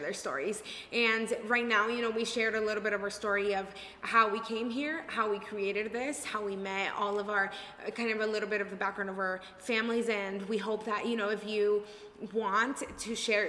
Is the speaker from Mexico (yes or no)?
yes; Mexico; now in Denver, United States; I was raised in Mexico and I was not like rich, but I grew up pretty well